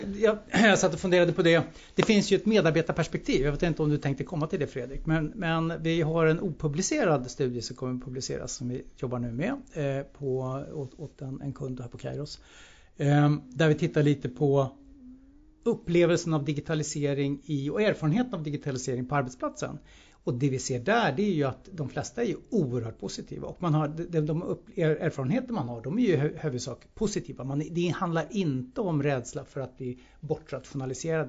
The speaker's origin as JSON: {"language": "Swedish", "country": "Sweden", "said": "vi som svenskar"}